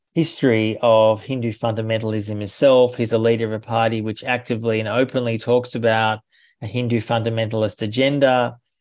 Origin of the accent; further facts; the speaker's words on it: Australia; I'm from Australia